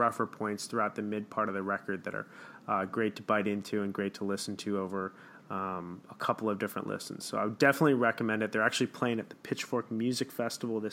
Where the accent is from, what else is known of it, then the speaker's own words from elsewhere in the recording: Chicago, Illinois, United States; my hometown